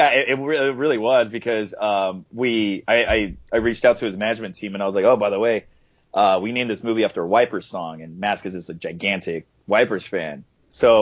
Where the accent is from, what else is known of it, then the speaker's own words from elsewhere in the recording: Santa Ana, California, United States; also born or lived in Fullerton, California; Orange County. So I grew up near the Fullerton area, Santa Ana, Orange